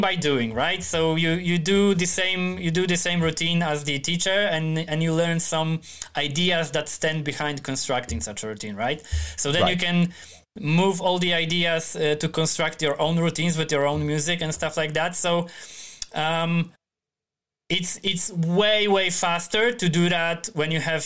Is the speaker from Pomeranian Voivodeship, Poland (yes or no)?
yes; Starogard Gdański, Pomeranian Voivodeship, Poland; English is a second language; now in Tri-City, Poland; Gdańsk is the biggest city in northern Poland, and my hometown is like 60 kilometers to the south